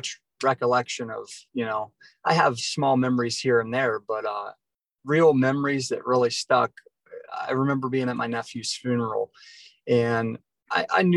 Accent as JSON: {"language": "English", "area": "Yerkesville", "region": "Ohio", "country": "United States", "moved": "yes", "lives_now": "Florida, United States", "said": "originally from a little town called Yerkesville, Ohio, just a small little town."}